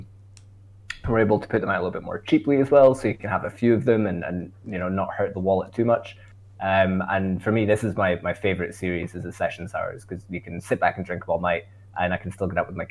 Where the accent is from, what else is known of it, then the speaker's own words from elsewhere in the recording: Scotland, United Kingdom; accent: Scottish; my Scottish accent